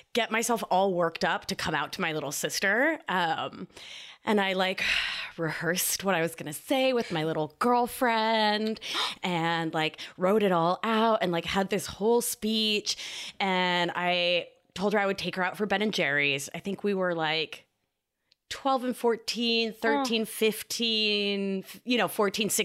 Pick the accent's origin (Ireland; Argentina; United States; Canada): Argentina; moved away; I'm from Argentina